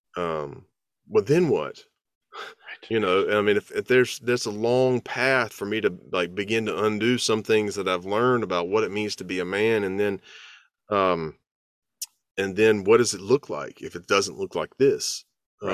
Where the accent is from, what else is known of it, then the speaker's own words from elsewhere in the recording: the South, United States; as a Southerner